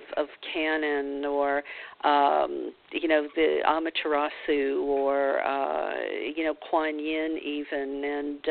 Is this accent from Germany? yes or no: no; the South, United States; moved away; growing up in the South